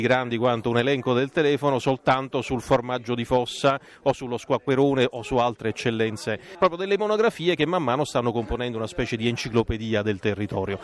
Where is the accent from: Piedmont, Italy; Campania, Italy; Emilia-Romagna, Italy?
Campania, Italy; la mia regione che è la Campania